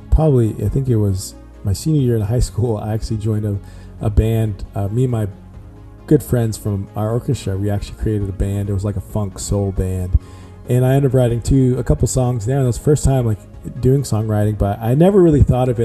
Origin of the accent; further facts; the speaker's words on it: San Antonio, Texas, United States; moved away as an adult; also born or lived in Dallas, Texas / Houston, Texas; now in Nashville, United States; Born in Dallas, raised in San Antonio, Texas